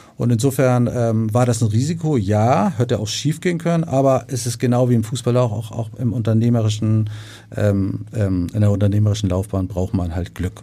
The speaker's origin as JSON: {"language": "German", "region": "Hamburg", "country": "Germany", "said": "ich bin ja Hamburger"}